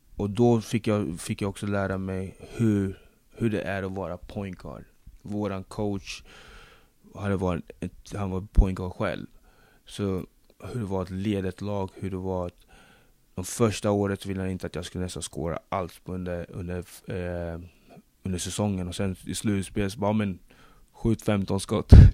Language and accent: Swedish; Sweden; also born or lived in Democratic Republic of the Congo / Linköping / United States; Jag, jag är född i Zaire, nuvarande Kongo-Kinshasa. Flyttade hit när jag var fem år